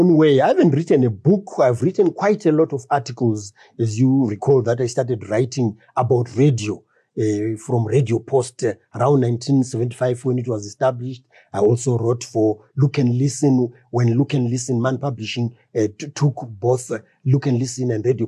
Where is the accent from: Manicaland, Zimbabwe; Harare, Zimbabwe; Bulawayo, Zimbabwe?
Harare, Zimbabwe; where I grew up in Highfield